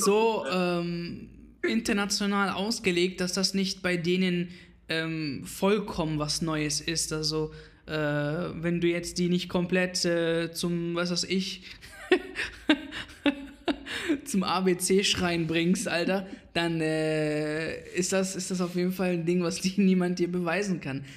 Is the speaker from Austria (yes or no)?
no; Iraq; now in Germany; ich komme quasi aus dem Irak